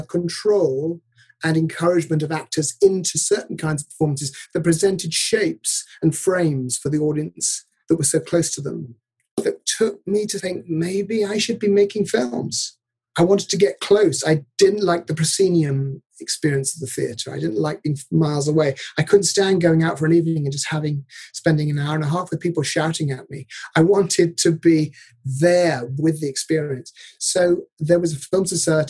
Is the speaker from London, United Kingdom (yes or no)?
no; Devon, South West England, United Kingdom; I grew up in Devon